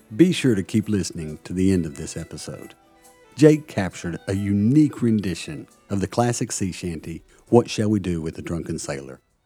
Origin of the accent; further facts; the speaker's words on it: United States; now in Plymouth, United Kingdom; As an American, I love living in Plymouth.